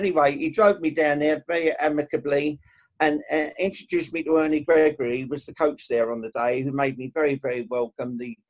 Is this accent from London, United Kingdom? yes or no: yes; Stratford, London, United Kingdom; Well, I was born and brought up in Stratford at London E15, so it's a walking distance from the ground.